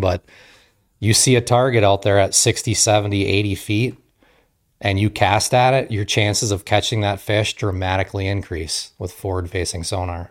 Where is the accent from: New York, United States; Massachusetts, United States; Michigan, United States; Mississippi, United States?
Michigan, United States; Marquette; moved away as an adult; also born or lived in Kaukauna, Wisconsin; I grew up in Marquette, Michigan, uh, so I'm a Youper